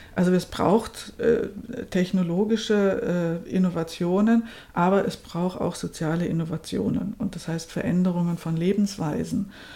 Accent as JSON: {"language": "German", "country": "Germany", "tie": "born or raised there", "moved": "yes", "lives_now": "Austria", "said": "ich bin ja in, in Deutschland aufgewachsen"}